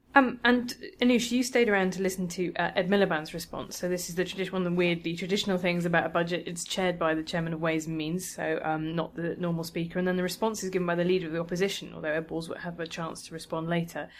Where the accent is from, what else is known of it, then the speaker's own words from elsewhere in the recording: London, United Kingdom; as a Londoner